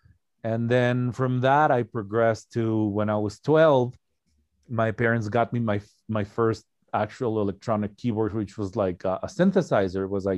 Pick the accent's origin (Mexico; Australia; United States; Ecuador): Ecuador; English is a second language; Oh, no. Actually, I'm from Ecuador, South America.